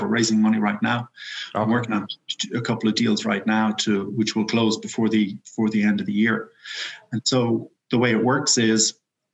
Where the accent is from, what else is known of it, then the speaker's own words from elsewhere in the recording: Ireland; moved away; I'm from Ireland